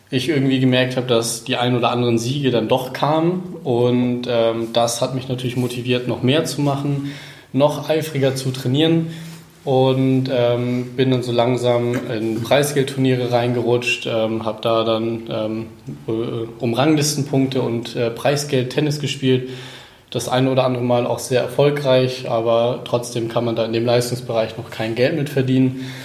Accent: Cuxhaven, Lower Saxony, Germany; also born or lived in Cologne; now in Neuenrade, Germany; komme ähm, eigentlich oder ursprünglich aus Cuxhaven, das ist meine Heimat. Und dort habe ich die ersten 20 Jahre meines Lebens äh, gewohnt.

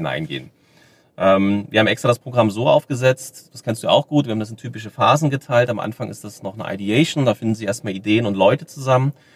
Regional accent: Germany; wir als Deutsche

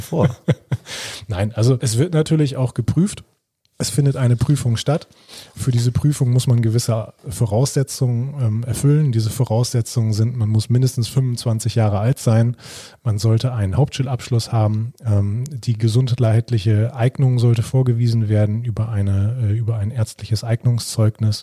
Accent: Germany; hier bei uns in Deutschland

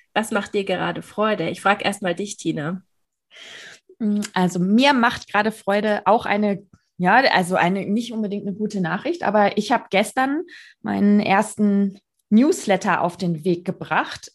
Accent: Bavaria, Germany; bei uns in Bayern

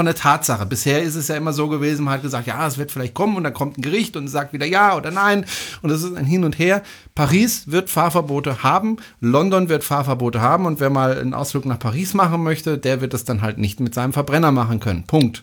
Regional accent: Baden-Württemberg, Germany; hier bei uns in Baden-Württemberg

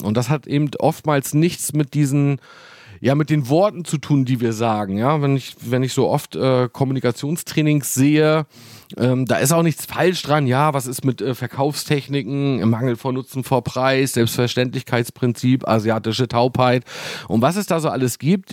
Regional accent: Wismar, Mecklenburg-Vorpommern, Germany; also born or lived in Hamburg; hier bei uns in Wismar

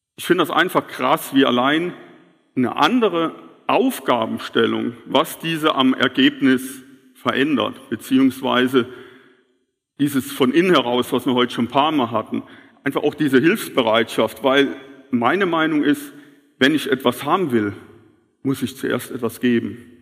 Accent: Kehlbach, Rhineland-Palatinate, Germany; bei uns in Kehlbach

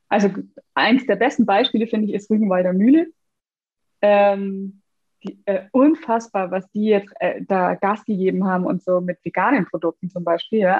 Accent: Bavaria, Germany; ich komme übrigens aus Bayern

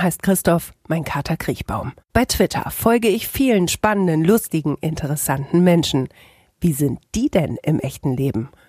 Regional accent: Bielefeld, North Rhine-Westphalia, Germany; komme ich aus Bielefeld

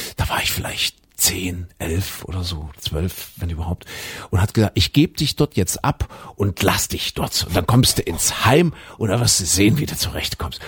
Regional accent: GDR, East Germany, Germany; ich bin ja in der DDR groß geworden als Kind noch

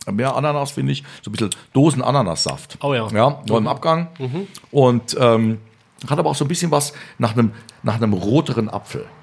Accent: Bavaria, Germany; Bei uns in Bayern jetzt?

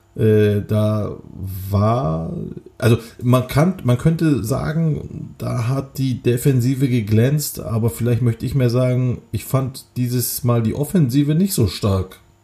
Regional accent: Kocaeli, Turkey; moved away; aus Kocaeli, meiner Heimatstadt

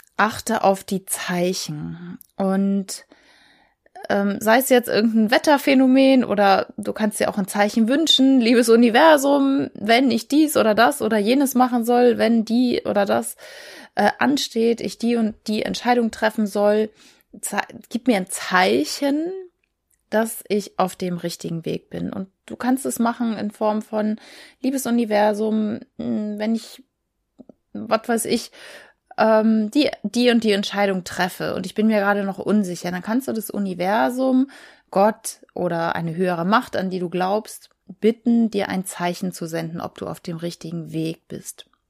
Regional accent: Schleswig-Holstein, Germany; ich komme aus Schleswig-Holstein

